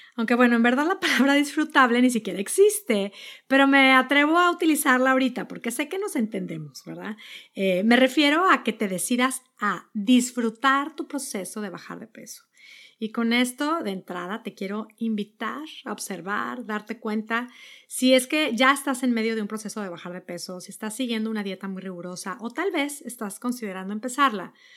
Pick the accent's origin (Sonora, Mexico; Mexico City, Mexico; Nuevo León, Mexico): Nuevo León, Mexico; Monterrey; moved away as an adult; also born or lived in Netherlands / New York; now in Boston, United States; Yo soy de Monterrey, vivíamos ahí